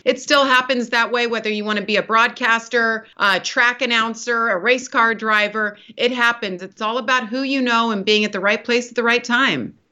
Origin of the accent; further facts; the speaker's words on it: California, United States; I grew up in Lake Tahoe, so California girl, mountain girl